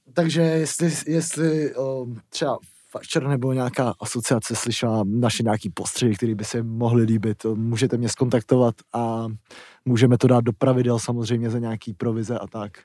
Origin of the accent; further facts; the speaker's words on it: Blatná, South Bohemian Region, Czechia; já jsem z Blatný a u nás Blatný